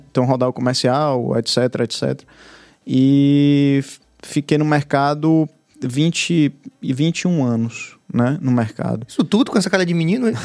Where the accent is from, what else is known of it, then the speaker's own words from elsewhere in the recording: Salvador, Bahia, Brazil; E eu... eu... sou de Salvador mesmo. Sim, você é daqui. É, você é soteropolitano. Nascido e criado em Brotas.